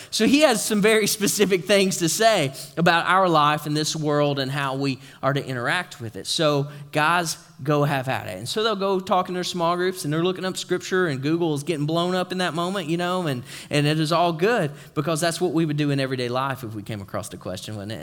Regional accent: East Tennessee, United States; moved away; I'm from East Tennessee

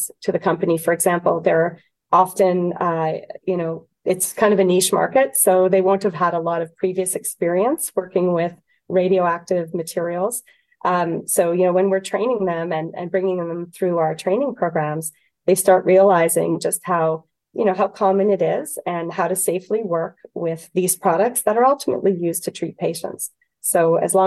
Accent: Canada; as a Canadian

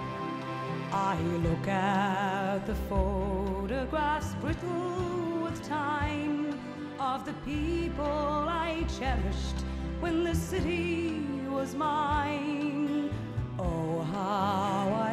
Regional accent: New York, United States; I was born on Second Avenue

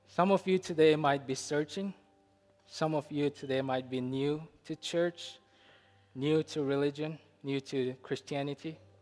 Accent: India; Growing up in India, I grew up around Muslims

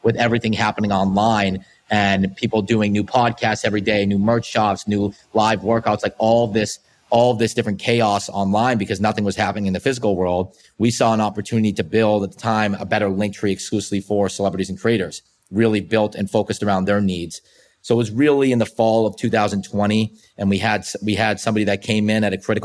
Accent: Boston, Massachusetts, United States; we're from Boston.

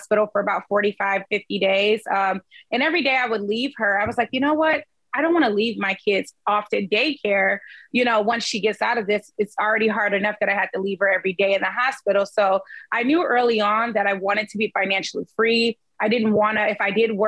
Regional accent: Detroit, Michigan, United States; I am from Detroit, Michigan, born and raised, been here this whole time and invest here

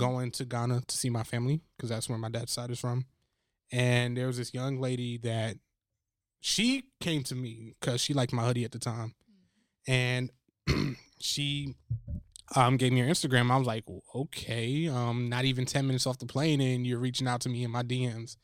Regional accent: New Jersey, United States; I'm from Jersey.

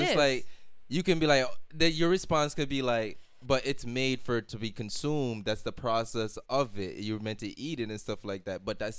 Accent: Jamaica; moved away; because when I came from Jamaica, I think it's safe to say it was, in a sense, third world.

